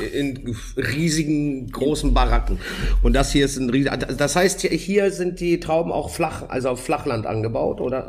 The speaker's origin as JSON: {"language": "German", "country": "Germany", "said": "bei uns in Deutschland"}